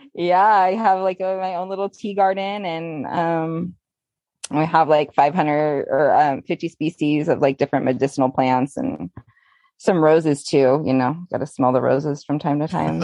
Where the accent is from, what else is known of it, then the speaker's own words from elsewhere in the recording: California, United States; I was born and raised in California